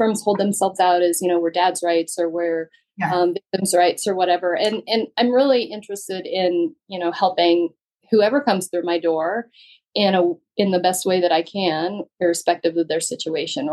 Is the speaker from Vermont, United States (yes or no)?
no; Western Slope, Colorado, United States; also born or lived in Douglas and Arapahoe County, Colorado; I grew up on the Western Slope.